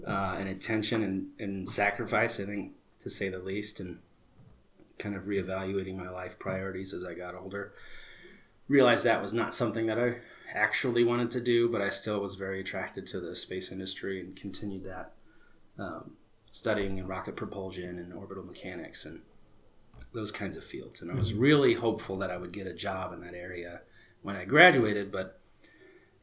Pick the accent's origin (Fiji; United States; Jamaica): United States; Phoenix, Arizona; also born or lived in Prescott, Arizona; I'm born and raised in Phoenix, Arizona